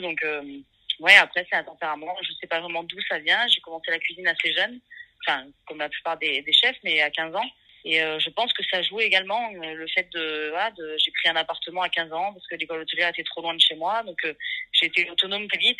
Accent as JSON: {"language": "French", "area": "Nièvre, Burgundy", "region": "Bourgogne-Franche-Comté", "country": "France", "tie": "born or raised there", "moved": "yes", "lives_now": "Marseille, France", "said": "j'ai grandi en Bourgogne, dans une campagne paumée, dans la Nièvre"}